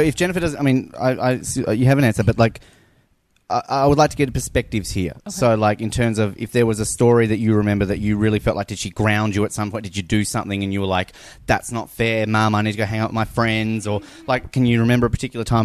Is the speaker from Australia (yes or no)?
yes; Australia; now in Kansas, United States; I'm Australian